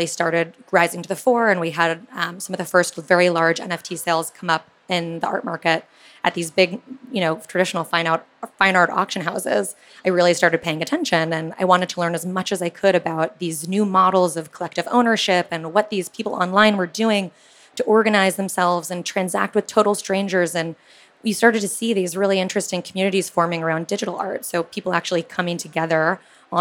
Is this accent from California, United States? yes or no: yes; California, United States; I grew up in California, went to school in the Silicon Valley